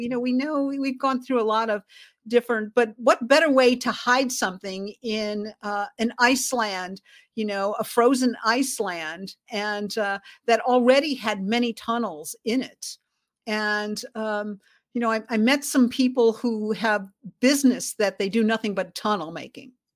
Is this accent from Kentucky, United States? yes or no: no; Chicago, Illinois, United States; I was born in Chicago